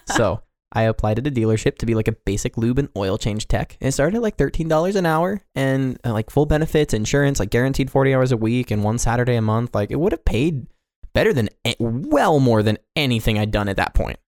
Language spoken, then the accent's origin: English; Johnson County, Kansas, United States; also born or lived in Pasadena, California; now in Montana, United States; I actually went to live in, uh, Johnson County with a an overall populace of approximately one point two million people in a city